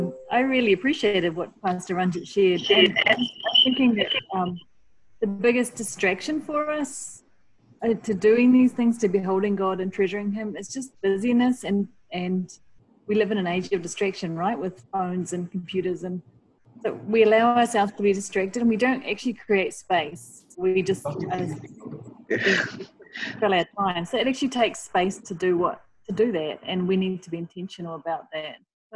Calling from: Dehradun, Uttarakhand, India; Yeah, hi. I'm calling in from Dehradun.

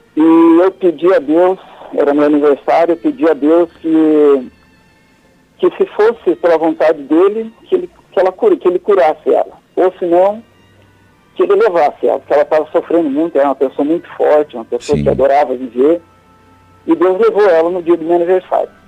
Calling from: Guildford, South East England, United Kingdom; Eu falo de Guilford, na Inglaterra

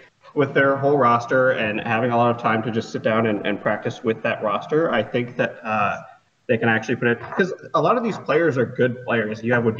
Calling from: Columbus, Ohio, United States; Columbus, Ohio.

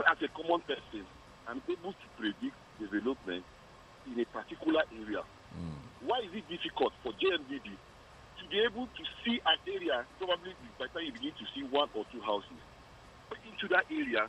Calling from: Plateau, Nigeria; Yeah, it's …. I'm calling you from Shaka.

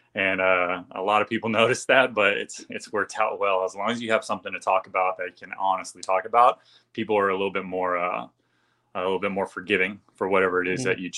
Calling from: California, United States; Southern California.

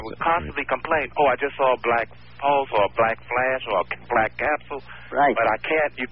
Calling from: New York City, New York, United States; I'm calling from Brooklyn.

